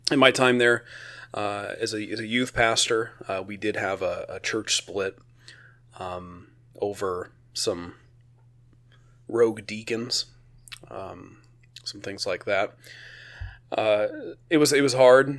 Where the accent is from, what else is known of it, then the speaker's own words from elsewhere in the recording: Oregon, United States; I'm from Oregon